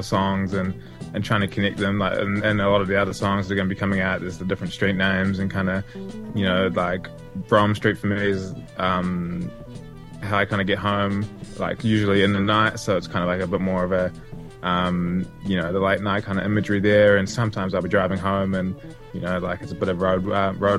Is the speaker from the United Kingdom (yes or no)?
no; Lyttelton, Canterbury, New Zealand; also born or lived in Christchurch; my hometown of Littleton